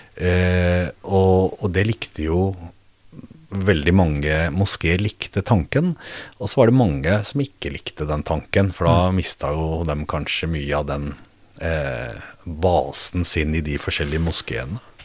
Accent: Norway; min oppvekst og min skolegang mm. fra Fjell

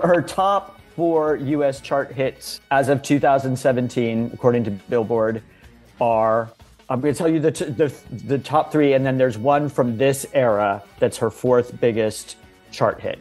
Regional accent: California, United States; moved away as an adult; now in New York, United States; California. I grew up in California

